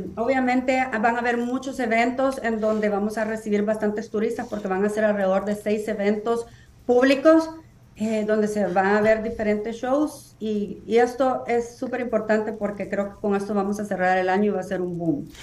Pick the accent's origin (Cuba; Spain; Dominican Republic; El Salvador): El Salvador; moved away as an adult; now in United States